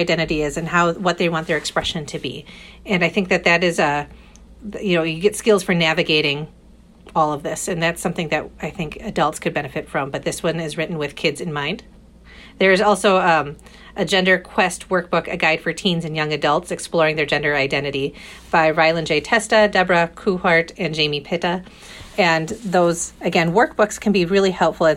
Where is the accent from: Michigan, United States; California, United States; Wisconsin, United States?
Wisconsin, United States; Fond du Lac; now in Madison, United States; in my hometown of Fond du Lac where I grew up